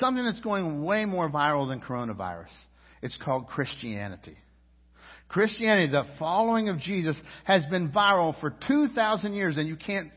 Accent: United States; I'm an American citizen. And I'm proud to be an American

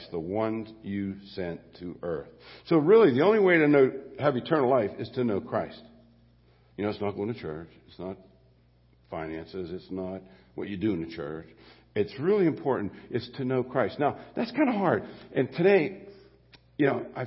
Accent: Mon Valley, Pennsylvania, United States; I grew up in the Mon Valley

